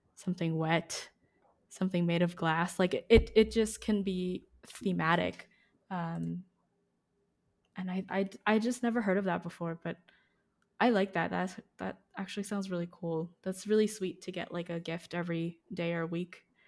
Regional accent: Philippines; moved away; when I was growing up in the Philippines

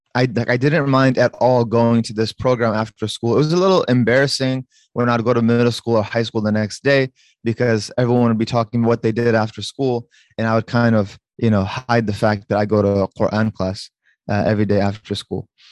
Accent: Fairfax, Virginia, United States; I was uh, born and raised in the Northern Virginia area, specifically an area called Fairfax

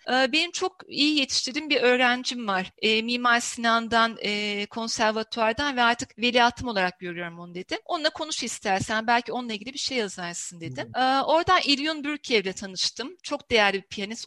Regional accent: İzmir, Turkey; İzmir doğumluyum.

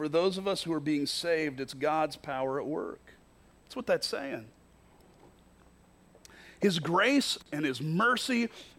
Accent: Kentucky, United States; The very first time I entered into the Quad Cities, I was in college from Kentucky

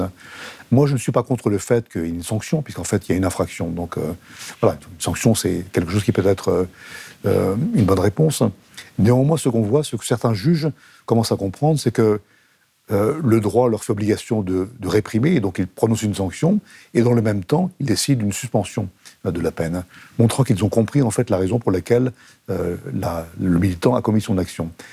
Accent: France; Je suis français

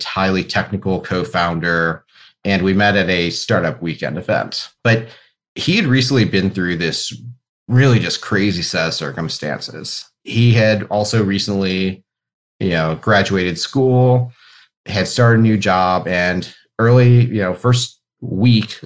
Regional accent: Cleveland, Ohio, United States; I grew up in Cleveland, went to school over at Case Western, so very deep Cleveland roots on my end

